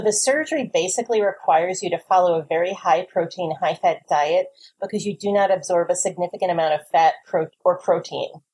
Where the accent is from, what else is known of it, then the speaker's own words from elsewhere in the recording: New Jersey, United States; I'm from New Jersey.